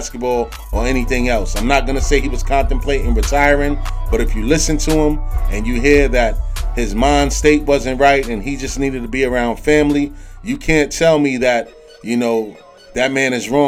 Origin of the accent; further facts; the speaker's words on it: New York City, New York, United States; I'm a native New Yorker